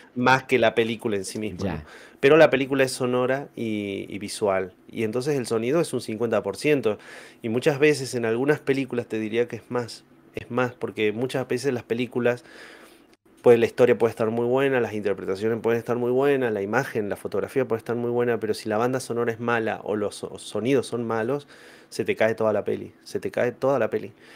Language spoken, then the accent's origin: Spanish; General Mosconi, Salta, Argentina; also born or lived in San Luis; soy de General Mosconi, eh, Salta